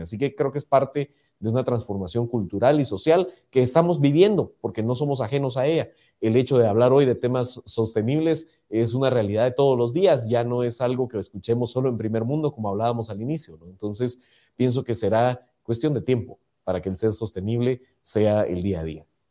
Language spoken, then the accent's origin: Spanish; Guatemala; como guatemaltecos